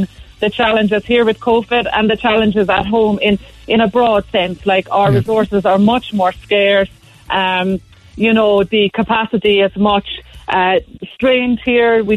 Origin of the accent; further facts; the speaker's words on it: Cobh, Munster, Ireland; moved away as an adult; now in Kenya; I'm originally from Cobh in County Cork, and I've been volunteering in Kenya for the last 18 years